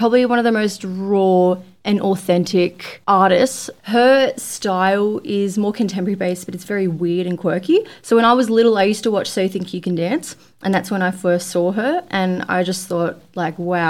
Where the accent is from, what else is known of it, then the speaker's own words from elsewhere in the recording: Australia; I was like from Australia